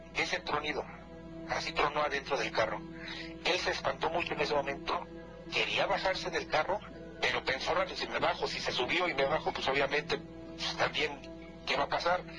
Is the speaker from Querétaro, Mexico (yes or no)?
no; Morelos, Mexico; now in Toluca, Mexico; nosotros por cuestiones de trabajo radicamos aquí en Toluca, pero somos del estado de Morelos